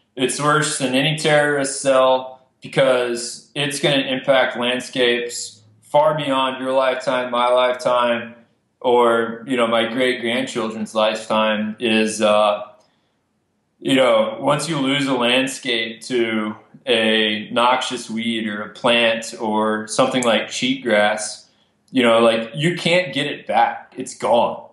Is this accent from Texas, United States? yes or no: yes; Amarillo, Texas, United States; I grew up in Amarillo, Texas, which is all private land.